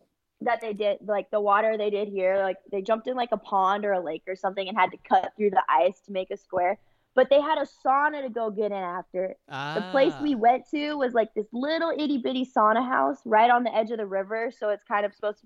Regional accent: California, United States; I'm from California.

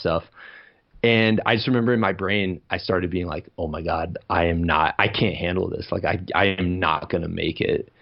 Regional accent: Iowa, United States; moved away; I'm from Iowa, so I wanted to get back to homeland

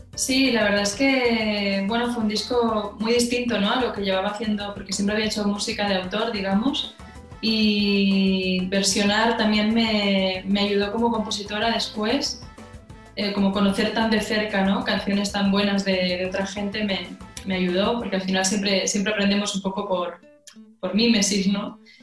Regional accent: Catalonia, Spain; siendo catalana

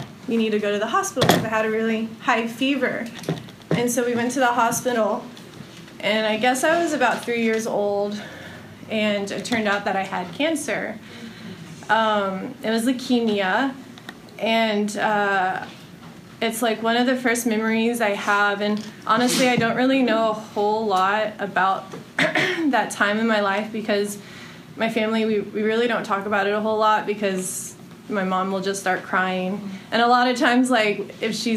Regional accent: Houston, Texas, United States; now in Austin, United States; I was born in Houston, Texas

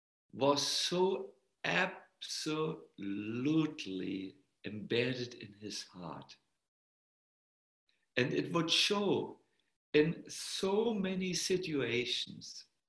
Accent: Germany; accent: German; English is a second language; My German accent was extremely strong at that time. Now it's only 20%. It used to be 100% when I was.

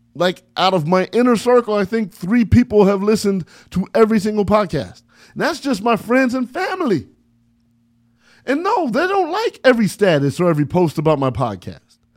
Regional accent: San Bernardino, California, United States; I'm from San Bernardino, California, man. nine two four oh four

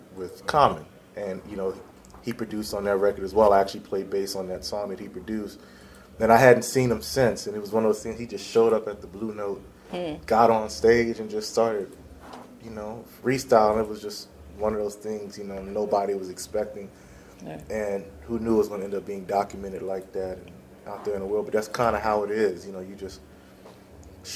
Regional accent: Philadelphia, Pennsylvania, United States; I'm from Philly, I'm a Philly boy

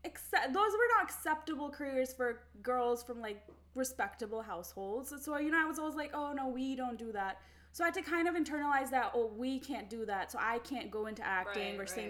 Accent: Karachi, Sindh, Pakistan; now in Atlanta, United States; I am from Pakistan.

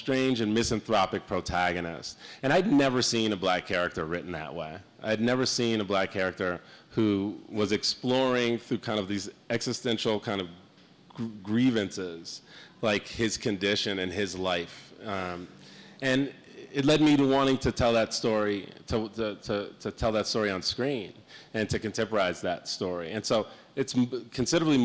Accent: Skokie, Illinois, United States; also born or lived in Chicago; now in New York, United States; I grew up in Skokie

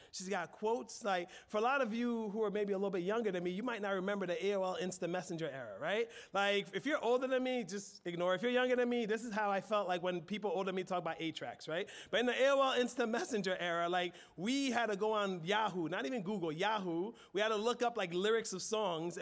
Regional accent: United States; we're American

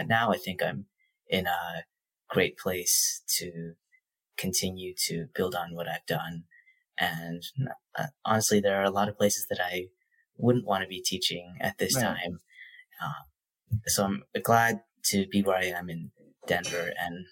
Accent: Toronto, Ontario, Canada; moved away as an adult; also born or lived in Massachusetts, United States; I spent most of my K-12 education in Toronto, Canada, which is, I can only look back and say it was a fantastic city to come of age

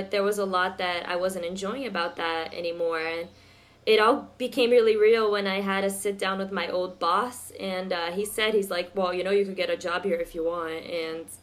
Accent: Miami, Florida, United States; also born or lived in Brazil; I grew up in Miami, and I went to University of Miami.

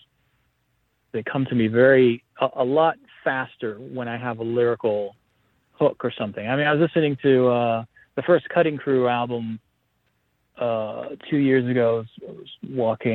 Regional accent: Coral Gables, Florida, United States; also born or lived in Greece / United Kingdom; I was born in Coral Gables, actually. I was raised mostly in Coral Gables

